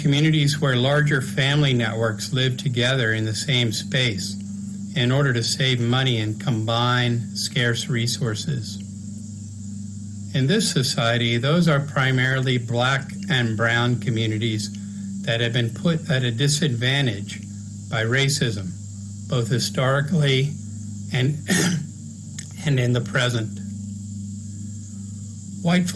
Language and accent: English; Smithfield, Virginia, United States; moved away; where I grew up," which was over in Smithfield